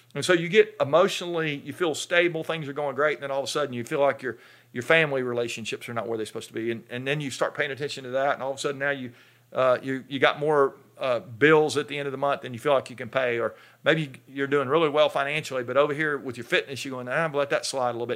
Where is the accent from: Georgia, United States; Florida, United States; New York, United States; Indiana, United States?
Georgia, United States; North; I'm from North Georgia, up in the mountains, uh, and we have black bears up there